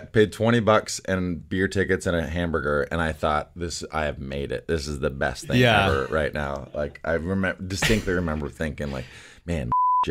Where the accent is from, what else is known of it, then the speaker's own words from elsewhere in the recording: Orillia, Ontario, Canada; also born or lived in London, Ontario; now in Toronto, Canada; I'm from Orillia, which is a small town, 30,000 people, but I grew up in the country. Like, all my neighbors were farmers. We weren't farmers